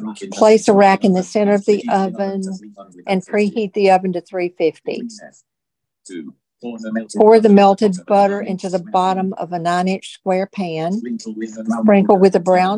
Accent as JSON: {"language": "English", "region": "Tennessee", "country": "United States", "tie": "born or raised there", "moved": "yes", "said": "I grew up in Tennessee"}